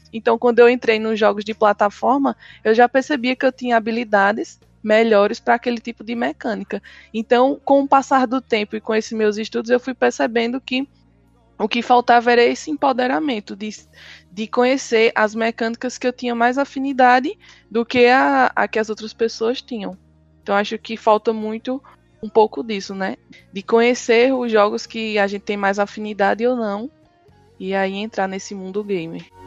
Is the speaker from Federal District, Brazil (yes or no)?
no; Surubim, Pernambuco, Brazil; sou do interior da cidade de Surubim, no, no Agreste Pernambucano